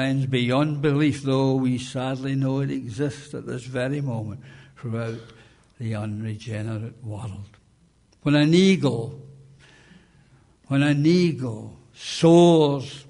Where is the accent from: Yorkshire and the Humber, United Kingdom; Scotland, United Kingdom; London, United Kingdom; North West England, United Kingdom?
Scotland, United Kingdom; as a Scottish person